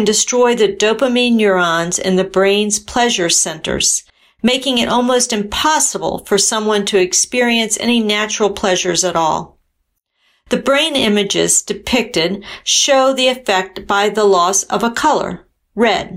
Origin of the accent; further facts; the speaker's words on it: United States; I'm from the United States